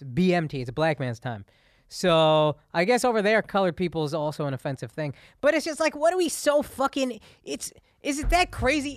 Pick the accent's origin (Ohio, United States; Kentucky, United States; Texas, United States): Texas, United States; I grew up in the South